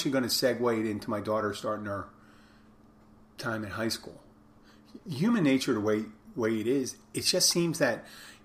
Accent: Philadelphia, Pennsylvania, United States; moved away; I come from Philadelphia

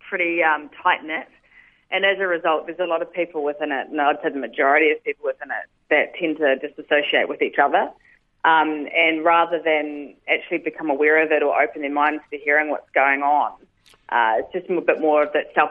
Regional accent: New Zealand; now in Sydney, Australia; I'm originally a Kiwi

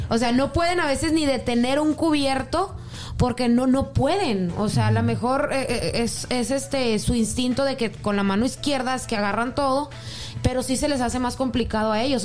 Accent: Mexico; moved away; Código Rojo Laguna, por decirte una página de allá de, mi pueblo

